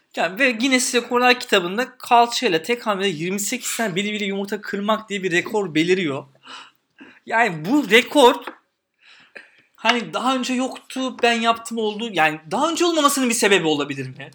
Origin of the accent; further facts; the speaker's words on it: Istanbul, Turkey; Ben Eyüp'te büyüdüm. Gazi Osman Paşa'da büyüdüm.